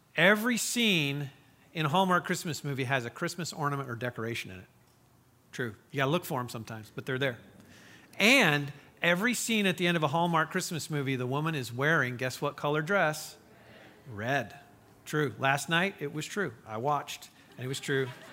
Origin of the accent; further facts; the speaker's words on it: Mishawaka, Indiana, United States; moved away; I grew up in Mishawaka, Indiana